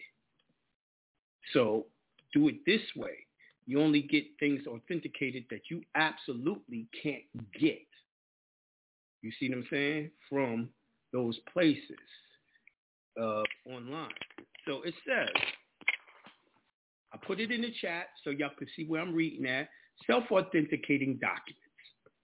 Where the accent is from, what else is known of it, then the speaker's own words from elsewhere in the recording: New York, United States; moved away; I'm definitely coming back to New York and the whole nine, my home state